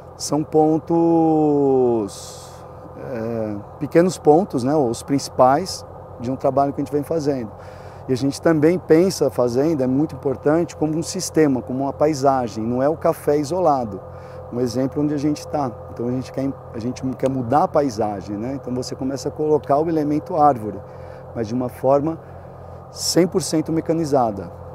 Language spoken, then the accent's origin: Portuguese; Cerrado, Minas Gerais, Brazil; moved away; quando a gente voltou em 2016, a gente escolheu fazer parte né, do, do Cerrado, do, de Minas Gerais.